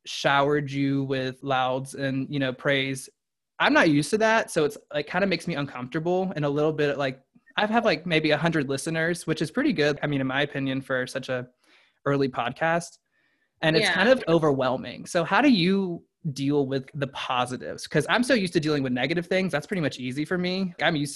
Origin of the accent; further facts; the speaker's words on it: the South, United States; growing up in the South